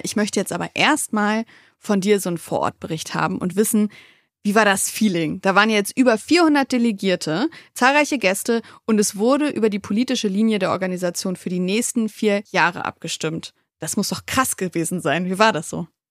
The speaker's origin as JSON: {"language": "German", "town": "Wolfsburg", "region": "Lower Saxony", "country": "Germany", "tie": "born or raised there", "said": "in meiner Heimatstadt Wolfsburg"}